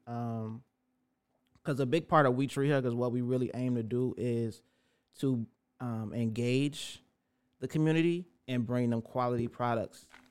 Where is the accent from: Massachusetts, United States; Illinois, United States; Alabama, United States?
Illinois, United States; Chicago; raised in Roseland from the rooter to the tutor